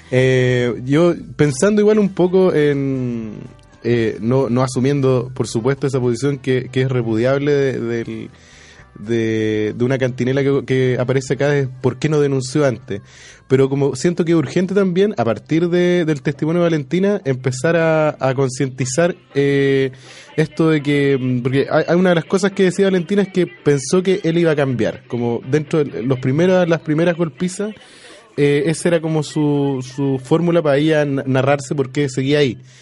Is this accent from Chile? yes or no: yes; Chile; como buenos chilenos